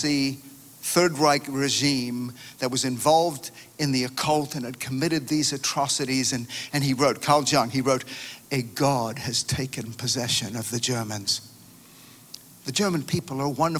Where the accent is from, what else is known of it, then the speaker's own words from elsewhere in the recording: Australia; moved away; My home country of Australia